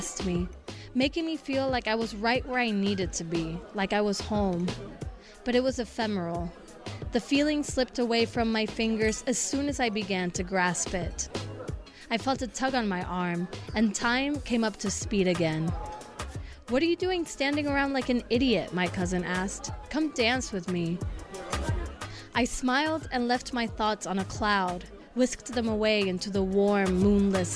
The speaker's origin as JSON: {"language": "English", "country": "Argentina", "moved": "yes", "said": "Argentina, my home country, as it continued living without me there, because I had migrated 17 years"}